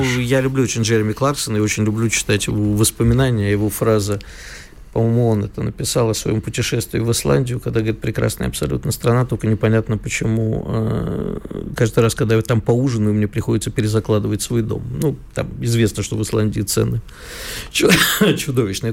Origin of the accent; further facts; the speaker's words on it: Kyiv, Ukraine; moved away; у меня детство прошло в Киеве, я знаю хорошо украинский язык